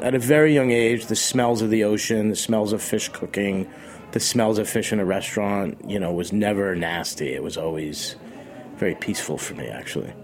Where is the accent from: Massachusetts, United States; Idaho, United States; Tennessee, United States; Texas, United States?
Massachusetts, United States; Boston; also born or lived in Rockport, Massachusetts; now in New York City, United States; I was born in Boston